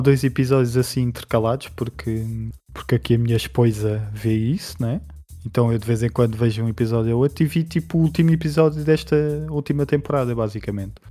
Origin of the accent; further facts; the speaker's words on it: Portugal; para mim, como português